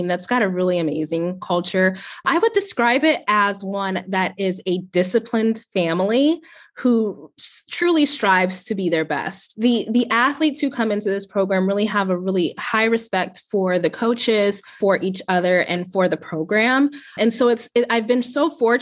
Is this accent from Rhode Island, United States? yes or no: no; Ohio, United States; moved away as an adult; also born or lived in Virginia; now in Richmond, United States; So my husband and I moved to Virginia a couple years ago. And so I'm originally from Ohio